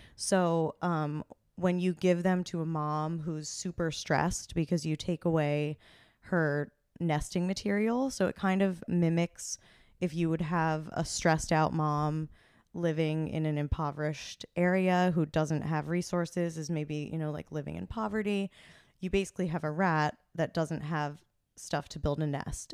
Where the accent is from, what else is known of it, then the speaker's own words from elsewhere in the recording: Hunterdon County, New Jersey, United States; I am originally from New Jersey.